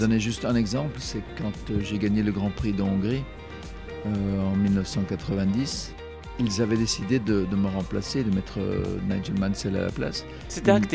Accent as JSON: {"language": "French", "town": "Brussels", "region": "Brussels-Capital Region", "country": "Belgium", "tie": "born or raised there", "said": "en tant que Belge"}